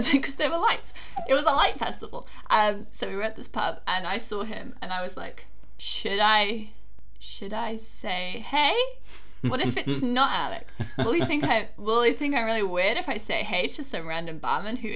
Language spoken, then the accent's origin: English; United Kingdom; We're British